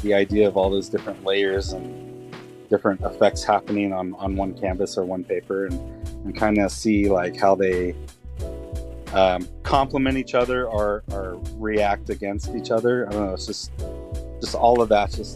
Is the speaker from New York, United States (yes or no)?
no; Tulsa, Oklahoma, United States; moved away as an adult; I am originally from Tulsa, Oklahoma. Lived there for about, I would say about 21, 22 years.